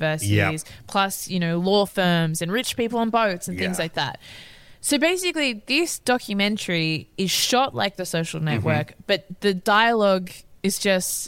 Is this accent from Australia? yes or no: yes; Australia; in Australia, we don't necessarily have the same type of class anxiety